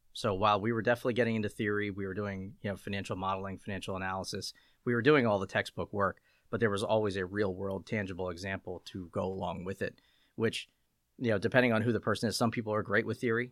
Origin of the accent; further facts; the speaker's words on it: Lancaster, Pennsylvania, United States; I grew up in Lancaster, P A, Lancaster, Lebanon, kind of the, the central P A area